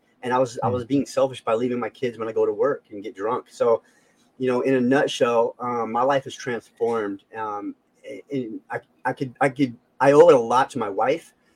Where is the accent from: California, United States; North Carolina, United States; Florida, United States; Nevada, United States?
Nevada, United States; Las Vegas; I was born in Las Vegas, grew up in a highly gang populated area.